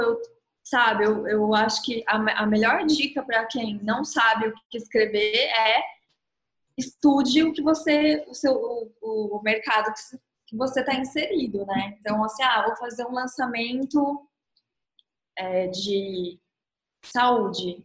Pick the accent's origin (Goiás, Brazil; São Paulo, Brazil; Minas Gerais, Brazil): São Paulo, Brazil; Ribeirão Preto; Eu sou de Ribeirão Preto